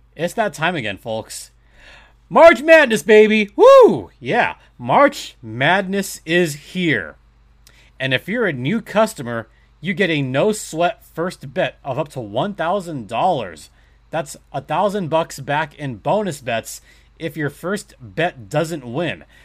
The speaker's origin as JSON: {"language": "English", "country": "United States", "said": "Me being an American citizen"}